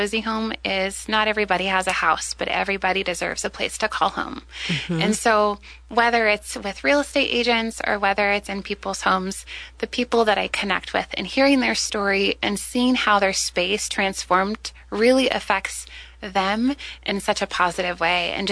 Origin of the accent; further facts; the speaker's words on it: Salem, United States; I grew up here in Salem